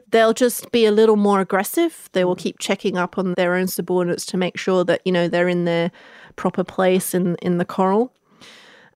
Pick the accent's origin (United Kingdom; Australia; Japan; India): United Kingdom; I'm British